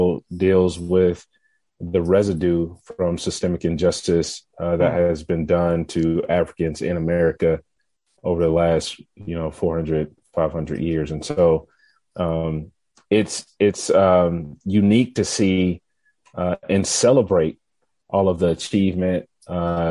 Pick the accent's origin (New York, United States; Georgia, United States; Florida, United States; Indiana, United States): Georgia, United States; Atlanta; I was born and raised. I'm not a transplant. I've been here my entire life. I grew up here